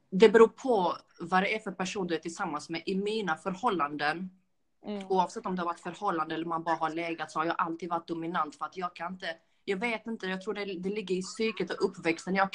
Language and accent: Swedish; Skåne, Sweden; now in Stockholm, Sweden; I mitt fall att jag flyttade från Skåne upp hit fastän jag hatar Stockholm.